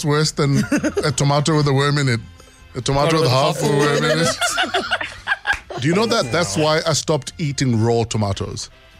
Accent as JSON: {"language": "English", "town": "Johannesburg", "region": "Gauteng", "country": "South Africa", "said": "we're both from Alex."}